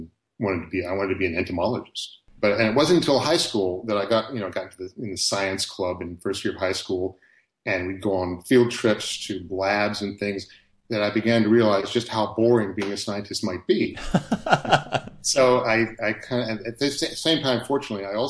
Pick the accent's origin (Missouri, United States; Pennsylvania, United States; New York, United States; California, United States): Pennsylvania, United States; the Philadelphia suburbs; where my parents started off when I was a kid was just a very typical suburban neighborhood